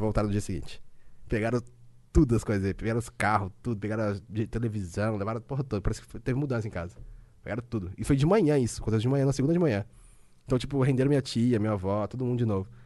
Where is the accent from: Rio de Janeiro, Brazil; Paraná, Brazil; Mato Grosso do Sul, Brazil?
Paraná, Brazil; Londrina; also born or lived in Curitiba; now in São Paulo, Brazil; Nasci em Londrina, né? Norte do Paraná. Aí eu tenho. Eu falo porta, porteira, portão